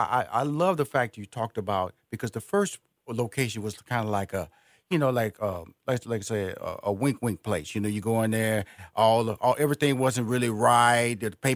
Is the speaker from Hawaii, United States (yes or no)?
no; Houston, Texas, United States; I was born and raised in Houston, Texas, which is Fifth Ward, is the community that I was born in.